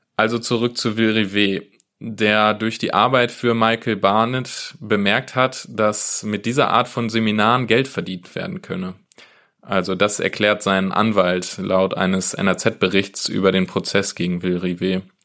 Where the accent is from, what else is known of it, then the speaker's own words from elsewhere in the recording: Wesel, North Rhine-Westphalia, Germany; Ich komme selbst ursprünglich aus Wesel